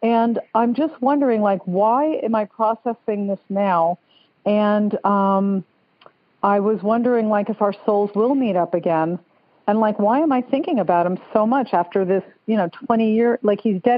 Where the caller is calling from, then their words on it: Stuart, Florida, United States; I'm calling from Stuart, Florida. It's like a sleepy fishing village north of West Palm Beach.